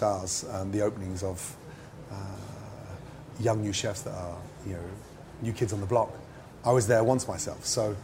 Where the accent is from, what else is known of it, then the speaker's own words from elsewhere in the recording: Stratford-upon-Avon, West Midlands, United Kingdom; also born or lived in Scotland; I only lived in Scotland until I was five, and the majority of my childhood was Stratford-upon-Avon